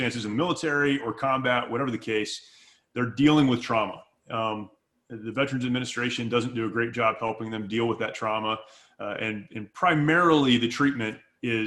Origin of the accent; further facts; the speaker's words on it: Southern California, United States; I grew up in California. I grew up here in Southern California.